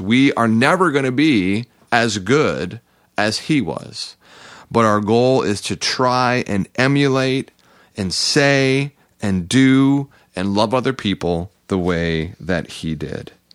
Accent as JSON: {"language": "English", "country": "United States", "said": "as American, uh, followers of Jesus"}